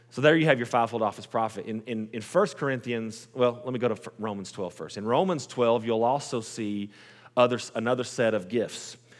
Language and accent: English; Post, Texas, United States; also born or lived in Lubbock, Texas / Midland, Texas; I was born and raised in Post, Texas.